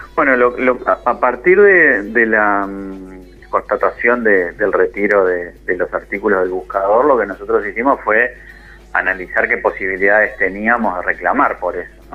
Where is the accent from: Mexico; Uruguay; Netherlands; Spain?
Uruguay; nosotros somos periodistas uruguayos, que tenemos un medio en Uruguay